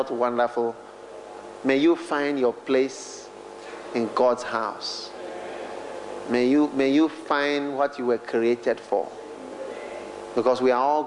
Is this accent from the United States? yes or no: no; Ghana; I'm from Ghana